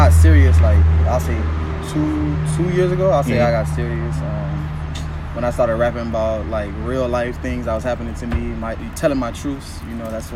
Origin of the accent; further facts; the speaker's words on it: Miami, Florida, United States; I'm from Miami, Florida, Carroll City to be precise